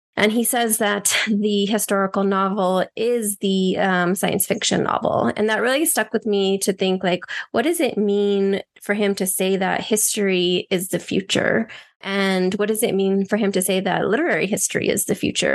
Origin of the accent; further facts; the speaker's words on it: Albuquerque, New Mexico, United States; also born or lived in El Paso, Texas / Juárez, Mexico; I went between Albuquerque, New Mexico, and El Paso and Juarez throughout my childhood